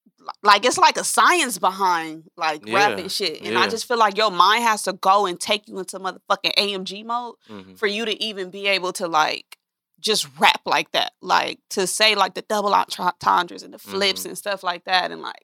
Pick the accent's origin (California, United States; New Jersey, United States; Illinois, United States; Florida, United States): California, United States; Los Angeles; I'm from Los Angeles.